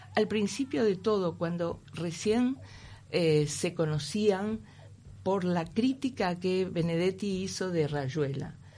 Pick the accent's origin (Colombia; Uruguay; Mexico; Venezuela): Uruguay; moved away as an adult; also born or lived in Madrid, Spain; soy uruguaya